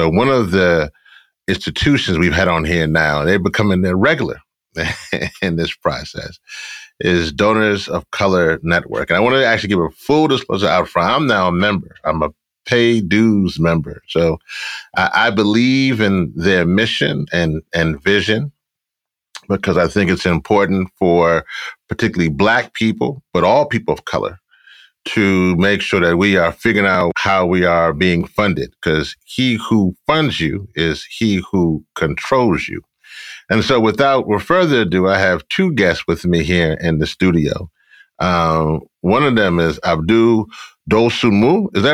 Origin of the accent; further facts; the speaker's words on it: Shreveport, Louisiana, United States; I was born in Shreveport, Louisiana.